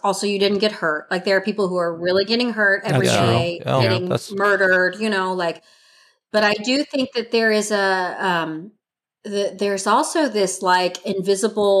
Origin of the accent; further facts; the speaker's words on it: Missouri, United States; moved away; also born or lived in Seattle; I grew up in Missouri, but I hadn't been in Missouri for a long time